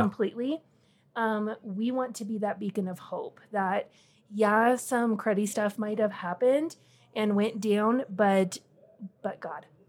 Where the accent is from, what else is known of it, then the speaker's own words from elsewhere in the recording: Wyoming, United States; moved away as an adult; now in Colorado, United States; I grew up in Wyoming, just kind of a real small town girl, um, ended up in Colorado by marriage